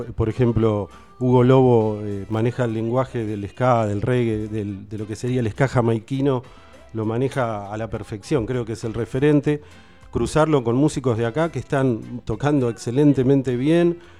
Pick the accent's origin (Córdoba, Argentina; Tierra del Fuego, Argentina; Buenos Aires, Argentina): Buenos Aires, Argentina; moved away as an adult; now in Tandil, Argentina; soy de Capital